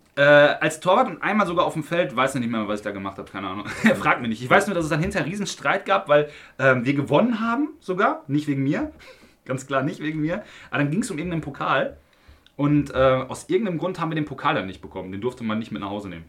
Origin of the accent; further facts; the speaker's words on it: Unna, North Rhine-Westphalia, Germany; Unna Lünern, ja, damit ihr mal wisst, wo ich herkomme